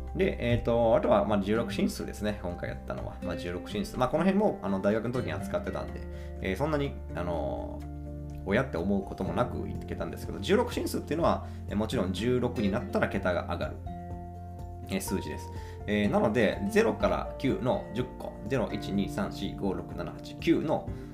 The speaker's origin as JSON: {"language": "Japanese", "town": "Imabari", "region": "Ehime", "country": "Japan", "tie": "born or raised there", "said": "今治市私の地元ですね"}